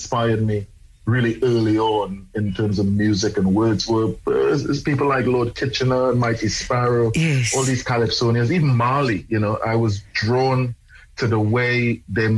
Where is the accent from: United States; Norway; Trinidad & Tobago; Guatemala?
Trinidad & Tobago; moved away; I was born and raised in Trinidad, in the Caribbean.